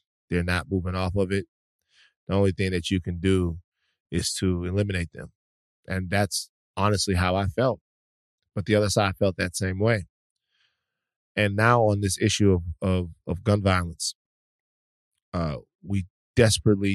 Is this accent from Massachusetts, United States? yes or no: no; Louisiana, United States; Louisiana, my home state